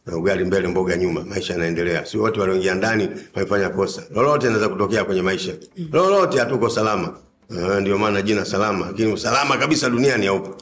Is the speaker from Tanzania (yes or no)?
yes; Dar es Salaam, Tanzania; mimi nimezaliwa Ilala